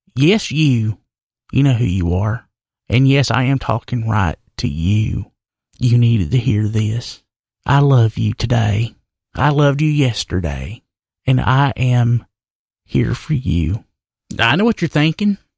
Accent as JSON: {"language": "English", "area": "Wilkes County", "region": "North Carolina", "country": "United States", "said": "I weren't from Wilkes County"}